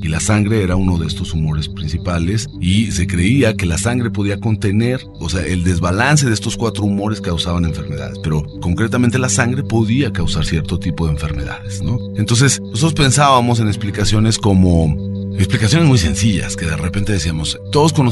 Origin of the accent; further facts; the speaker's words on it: Mexico; tratar de reflexionar sobre quiénes somos como mexicanos a estas alturas.